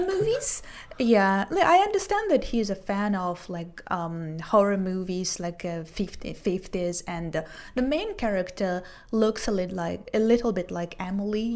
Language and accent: English; Israel; I'm from Israel, 29 years old, so I'm a teacher and a translator